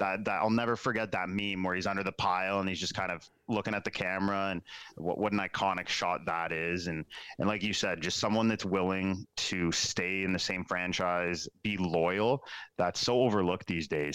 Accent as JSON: {"language": "English", "area": "Waterloo region", "region": "Ontario", "country": "Canada", "tie": "born or raised there", "said": "growing up in the Waterloo region."}